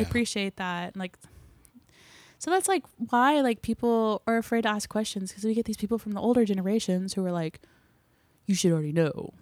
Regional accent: Claremore, Oklahoma, United States; I grew up in Claremore, which is, like, forty-five minutes north of here

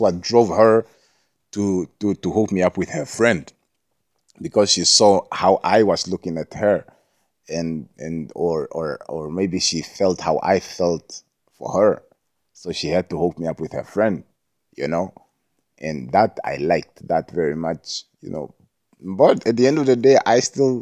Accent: Jamaica; being Jamaican

